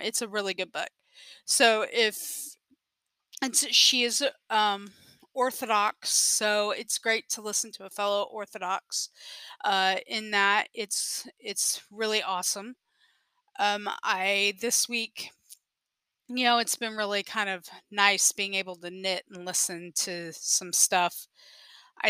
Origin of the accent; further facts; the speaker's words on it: San Antonio, Texas, United States; I'm from San Antonio, Texas